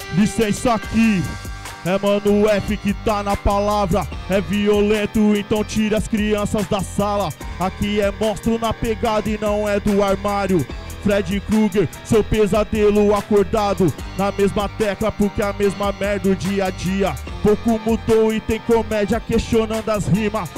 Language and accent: Portuguese; Osasco, São Paulo, Brazil; eu venho de Osasco